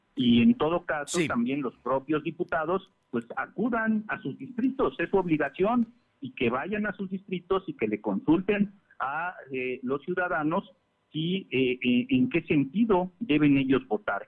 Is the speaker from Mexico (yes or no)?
yes; Mexico; los mexicanos